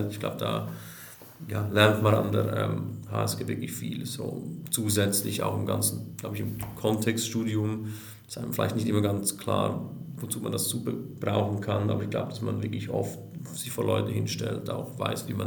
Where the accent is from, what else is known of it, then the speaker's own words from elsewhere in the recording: Switzerland; bin Schweizer